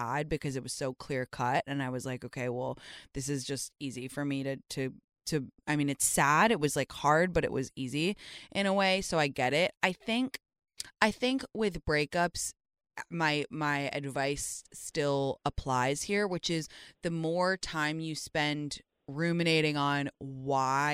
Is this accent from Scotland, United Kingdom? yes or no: no; London, United Kingdom; moved away as an adult; I went to North London Collegiate